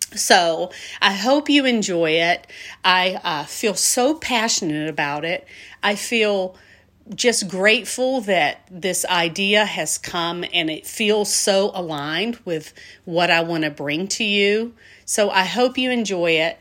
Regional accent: Albany, Georgia, United States; moved away; I am a Southwest Georgia native. I come from a town called Albany, also pronounced Albany. Albany, Georgia

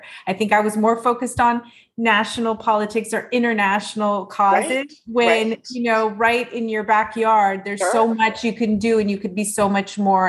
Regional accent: Orange County, California, United States; my parents came here over 50 years ago from Iran, and I was born and raised in Orange County.

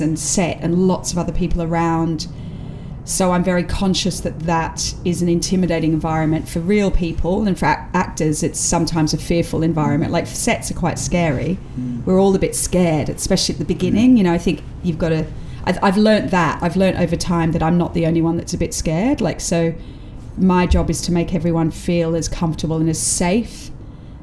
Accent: Australia; now in United Kingdom; being Australian allows you to be outside of the class system

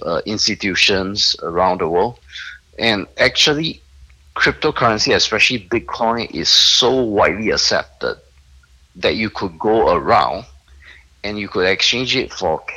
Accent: Singapore; I'm a Singaporean

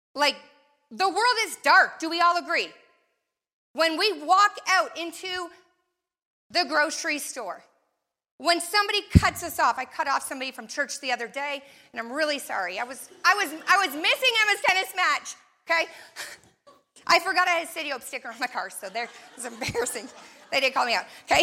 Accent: Canada; moved away as an adult; also born or lived in Florida; I grew up in Canada

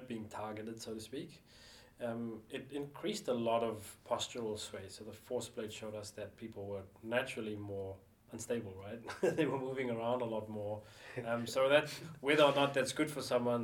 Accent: South Africa; moved away; also born or lived in Auckland, New Zealand; decided to go back and live in South Africa, my home country, as an adult

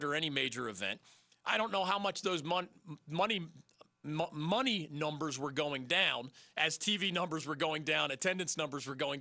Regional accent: Philadelphia, Pennsylvania, United States; I grew up in Philadelphia

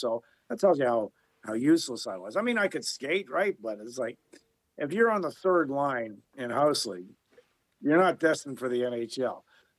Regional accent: Belfast, Northern Ireland, United Kingdom; to be Irish Catholic and growing up in Belfast, just suffice to say, it was a tough neighborhood.

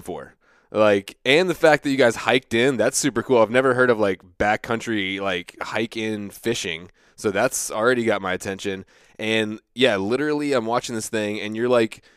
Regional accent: United States; I grew up in the Chesapeake Bay

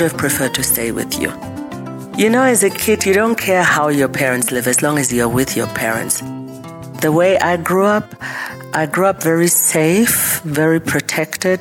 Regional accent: Germany; born or raised there; moved away; also born or lived in Huambo, Angola / Zambia / Namibia

